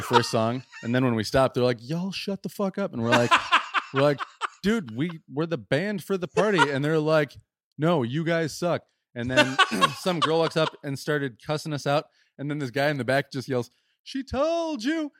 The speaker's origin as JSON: {"language": "English", "region": "West Michigan", "country": "United States", "said": "we're from West Michigan"}